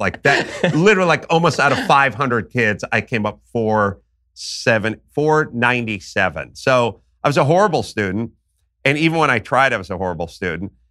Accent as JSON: {"language": "English", "town": "Los Angeles", "region": "California", "country": "United States", "tie": "born or raised there", "said": "I grew up in North Hollywood, California"}